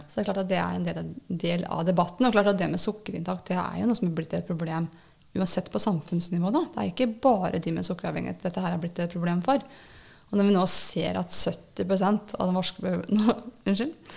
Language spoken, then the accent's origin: Norwegian; Nittedal, Akershus, Norway; moved away as an adult; jeg er opprinnelig fra Nittedal